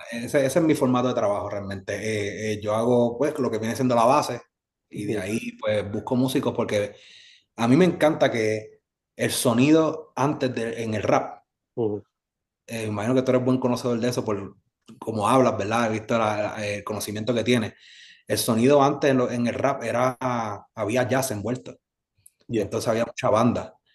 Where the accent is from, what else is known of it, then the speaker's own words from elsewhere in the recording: Carolina, Puerto Rico; also born or lived in San Juan, Puerto Rico; yo nací en San Juan, Puerto mm. Rico, me crió en Carolina